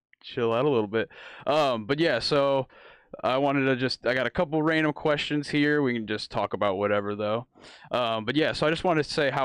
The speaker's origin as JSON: {"language": "English", "town": "Champaign", "region": "Illinois", "country": "United States", "said": "From Illinois"}